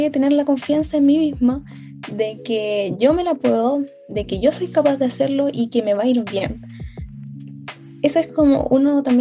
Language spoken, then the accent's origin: Spanish; Puente Alto, Santiago Metropolitan Region, Chile; Eh, yo soy de Santiago, de la comuna de Puente Alto.